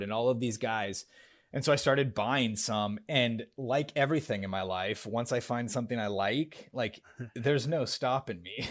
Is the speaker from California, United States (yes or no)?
yes; Northern California, United States; moved away as an adult; also born or lived in Los Angeles, United States / San Antonio, United States; now in Austin, United States; I grew up in California, uh, up in ah. Northern California